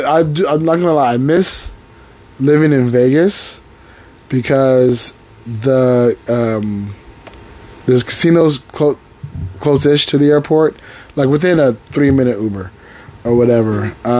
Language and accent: English; United Kingdom; I'm British.